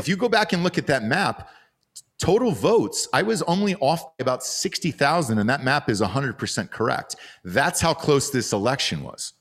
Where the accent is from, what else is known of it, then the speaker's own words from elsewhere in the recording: Georgia, United States; that's where I'm from